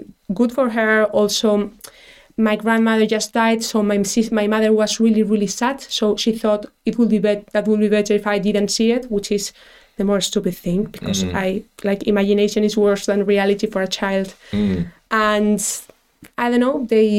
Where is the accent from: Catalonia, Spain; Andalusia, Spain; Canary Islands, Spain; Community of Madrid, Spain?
Community of Madrid, Spain; Madrid; English is a second language; moved away as an adult; now in Dublin, Ireland; I'm from Madrid, it's really, really traditional